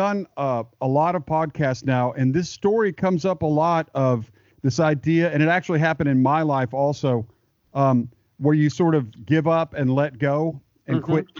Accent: Texas, United States; now in Nashville, United States; I grew up in Texas

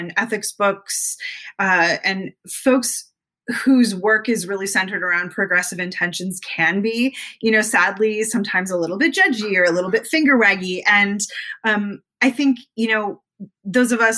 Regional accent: Canada; I am Canadian

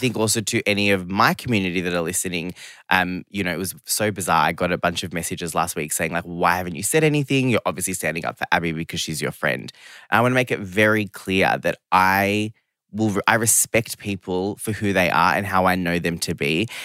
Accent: Geelong, Victoria, Australia; English is a second language; also born or lived in London / Sydney; I grew up in Geelong, which is, you know, really regional town, like second biggest place in Victoria

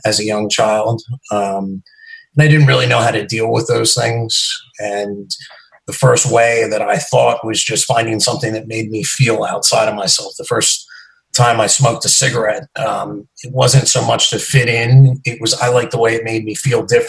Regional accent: New Jersey, United States; I'm from New Jersey. I live about 15 minutes outside of New York City

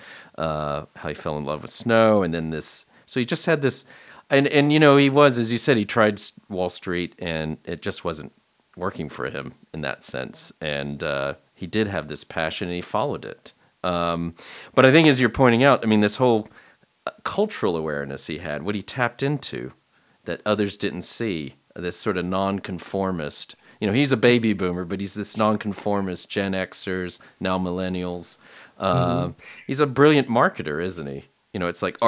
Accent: Texas, United States; I'm originally from Texas

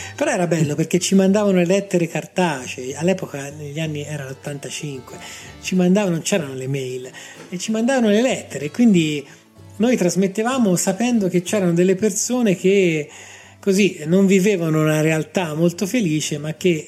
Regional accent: Grosseto, Tuscany, Italy; moved away as an adult; now in Rome, Italy; Io sono nato a Roma, ma praticamente da ragazzino per motivi chiaramente legati al lavoro dei miei genitori, mi sono trasferito a Grosseto. Quindi io ho vissuto 30 anni a Grosseto, tutta la mia adolescenza, la mia gioventù, gli anni quelli che ti formano, li ho vissuti lì

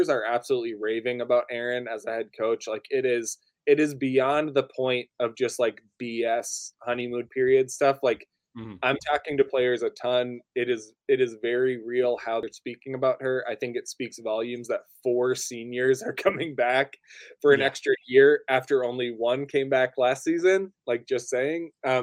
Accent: Northern Minnesota, United States; I grew up in Northern Minnesota

